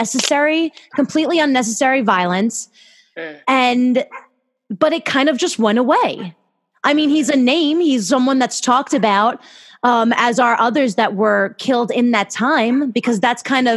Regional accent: Long Island, New York, United States; I'm from Long Island. I've grown up here. I've been in the same town my whole life.

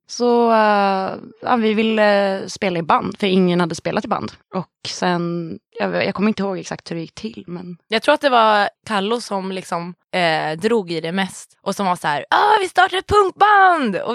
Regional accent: Västerås, Västmanland, Sweden; jag är från Västerås.

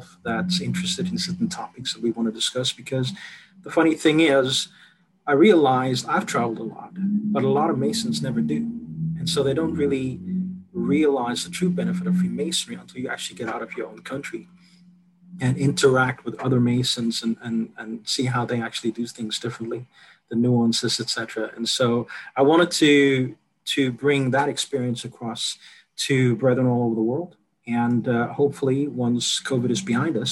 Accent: South Africa; I'm South African

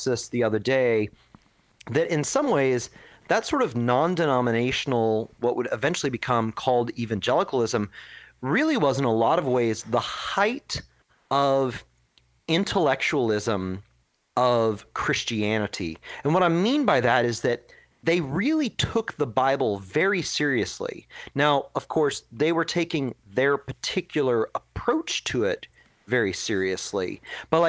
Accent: Dallas, Texas, United States; now in Portland, United States; This is in Texas. I grew up in Dallas, Texas

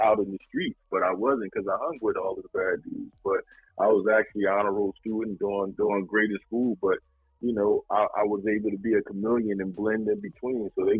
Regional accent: Newark, New Jersey, United States; Brick City all day, yes.

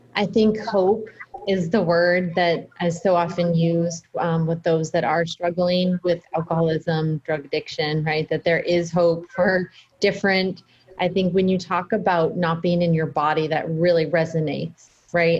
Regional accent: United States; also born or lived in Boston, Massachusetts / New Hampshire; I grew up in half in Boston and half in New Hampshire

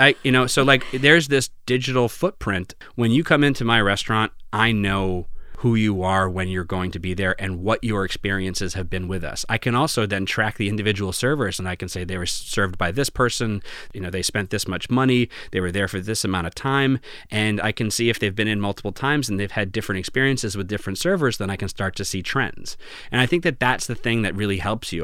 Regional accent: Groton, Massachusetts, United States; my family essentially moved to the town I grew up in, Groton

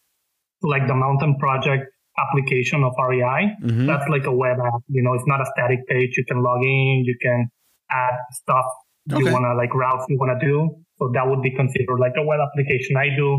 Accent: Monterrey, Nuevo León, Mexico; moved away as an adult; also born or lived in Mexico City; now in Dallas, United States; So I'm from Mexico City, but I lived in the north of Mexico most of my life, in Monterrey. And I'm a software engineer. I currently live in Dallas.

